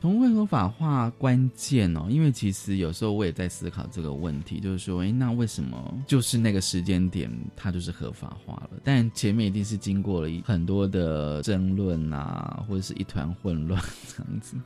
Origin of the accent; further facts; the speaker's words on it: Taiwan; 我们台湾人